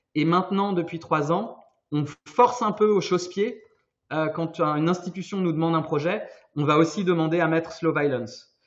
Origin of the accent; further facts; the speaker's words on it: Brittany, France; now in Brussels, Belgium; je suis breton, mais je suis basé à Bruxelles depuis quelques années